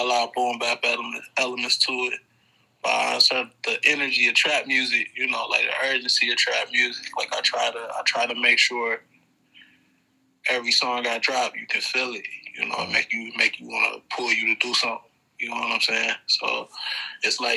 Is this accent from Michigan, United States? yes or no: yes; Detroit, Michigan, United States; now in Charlotte, United States; I grew up in Detroit